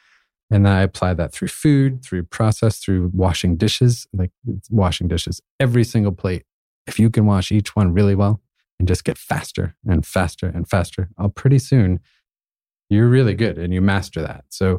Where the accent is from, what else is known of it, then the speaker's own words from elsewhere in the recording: New England, United States; also born or lived in Austin, Texas; I grew up in New England and Maine barbecues and lived in Austin, Texas, I get all those other flavors.